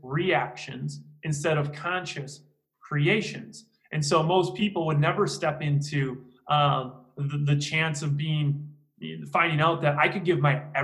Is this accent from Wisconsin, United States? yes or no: yes; Green Bay, Wisconsin, United States; I'm from Green Bay, Wisconsin